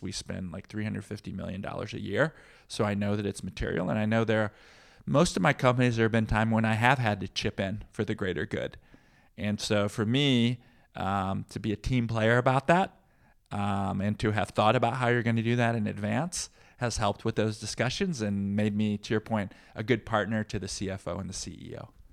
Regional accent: Peoria, Illinois, United States; also born or lived in Midwest; now in Bay Area, United States; growing up in Peoria

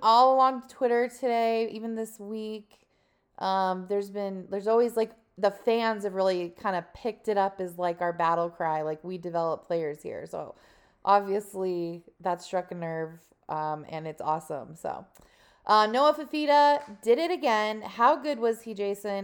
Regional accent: Tucson, Arizona, United States; we're from Tucson

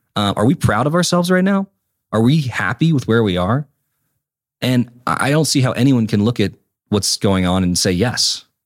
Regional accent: North Carolina, United States; my home state of North Carolina

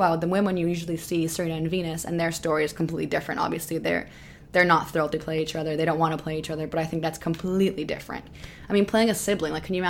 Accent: Canada; also born or lived in Florida, United States; she was also born in Serbia like me and then grew up in a different country. She grew up in Germany and I grew up in Canada and Florida.

